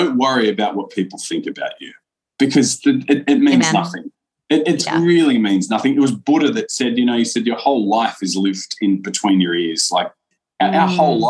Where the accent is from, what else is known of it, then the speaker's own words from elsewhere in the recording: Australia; Me being Australian